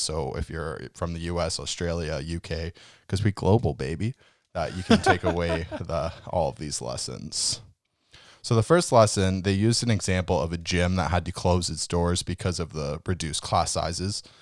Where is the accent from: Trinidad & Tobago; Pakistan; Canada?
Canada; we're Canadian